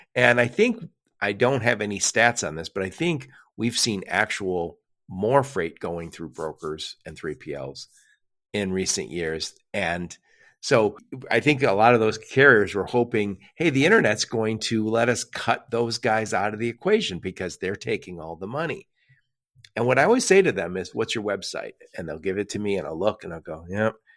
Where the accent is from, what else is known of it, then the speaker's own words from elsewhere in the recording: Dearborn, Michigan, United States; I'm in the Detroit metro area, and I grew up, I grew up in Dearborn, Michigan